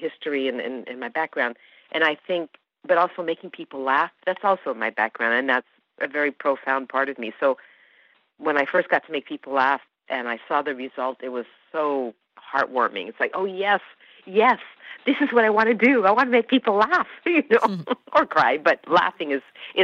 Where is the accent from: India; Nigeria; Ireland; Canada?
Canada; first language Hungarian; I grew up, we spoke Hungarian at home. That was our first language, and English. I was brought up in Canada